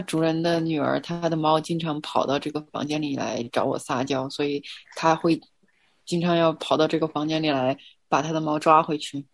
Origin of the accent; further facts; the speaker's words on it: Chengdu, Sichuan, China; 我成都人嘛